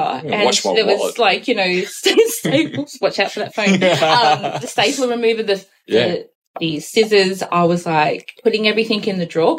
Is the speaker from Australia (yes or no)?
yes; Alice Springs, Northern Territory, Australia; also born or lived in New Zealand; now in Sydney, Australia; I'm from Alice Springs originally. Born in New Zealand, moved to Alice Springs and lived there most of my life.